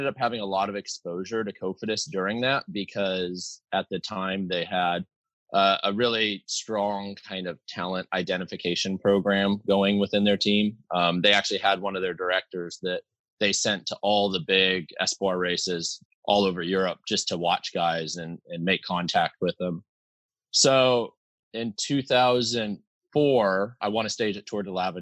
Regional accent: United States; It's right up in the Cascade Mountains. So, I mean, I grew up like hiking and mountain climbing with my dad a lot too.

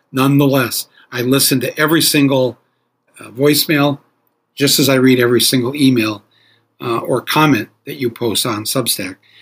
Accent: Flint, Michigan, United States; I grew up in Flint, Michigan

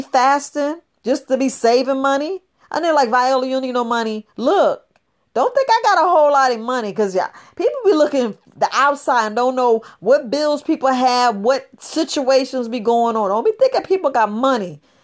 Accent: New York City, New York, United States; I was raised up in the Bronx, New York

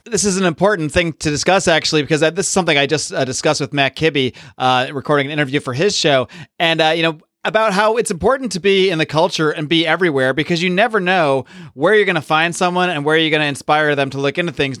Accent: Northeast, United States; moved away; I grew up in the Northeast

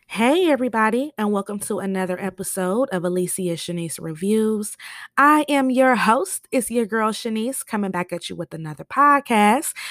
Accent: Michigan, United States; I'm from Michigan

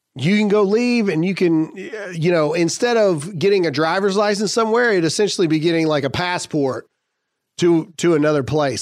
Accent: United States

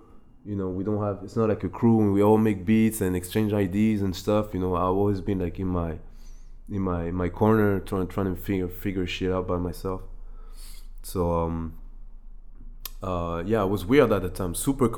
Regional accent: Côte d’Ivoire; growing up in the Ivory Coast. I mean, that's where I've seen the most.

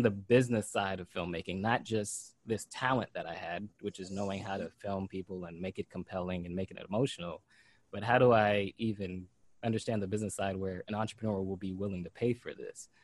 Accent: Pompano Beach, Florida, United States; as an 8-year-old kid, I grew up in Pompano Beach, Florida

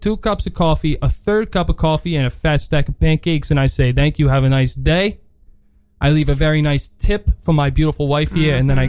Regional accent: New York City, New York, United States; As you may or may not know, I grew up on the Upper East Side, formerly known as the Upper West Side, formerly known as the boom.

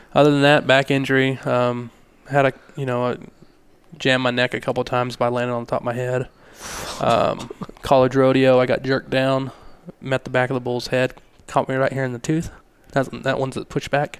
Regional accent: Hobbs, New Mexico, United States; I grew up in Hobbs.

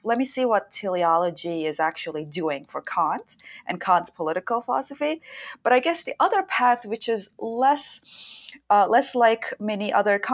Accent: Istanbul, Turkey; moved away as an adult; also born or lived in Chicago; I was born and raised in Istanbul, Turkey

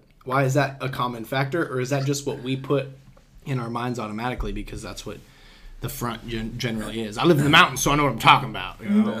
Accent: Sanger, California, United States; I'm from a place called Wonder Valley.

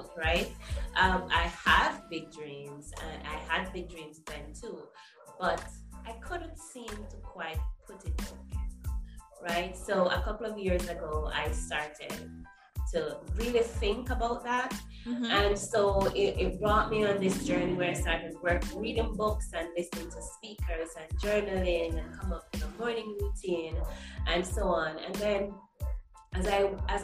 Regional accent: Jamaica; I am Jamaican, still living in Jamaica.

